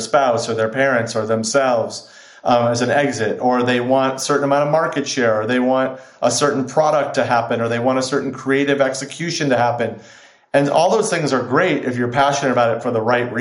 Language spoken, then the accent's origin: English; Chicago, Illinois, United States; now in Los Angeles, United States; I grew up in Chicago